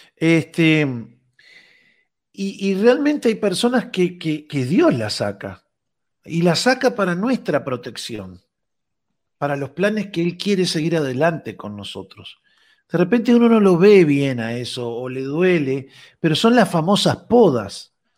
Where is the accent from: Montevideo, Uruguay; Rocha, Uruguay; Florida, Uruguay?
Rocha, Uruguay; mi pueblo, en Rocha